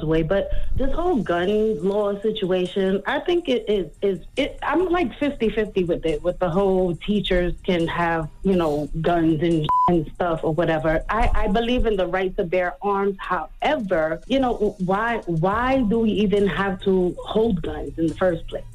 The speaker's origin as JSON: {"language": "English", "town": "New York City", "region": "New York", "country": "United States", "moved": "yes", "lives_now": "Lakeland, United States", "said": "I'm originally from the Bronx, and I live in Florida"}